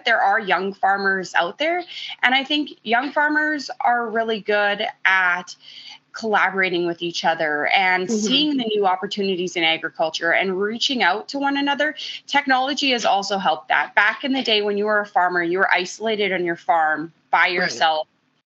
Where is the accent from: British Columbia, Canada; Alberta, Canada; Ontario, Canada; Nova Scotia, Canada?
Alberta, Canada; Central; I grew up in Central Alberta